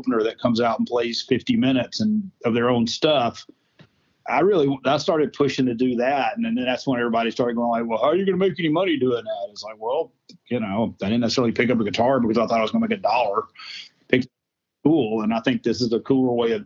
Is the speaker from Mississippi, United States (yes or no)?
yes; Jackson, Mississippi, United States; where I grew up mostly was in Jackson, Mississippi